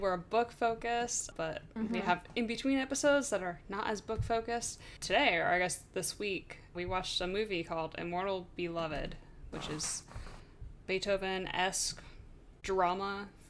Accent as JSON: {"language": "English", "region": "Vermont", "country": "United States", "said": "I'm from Vermont"}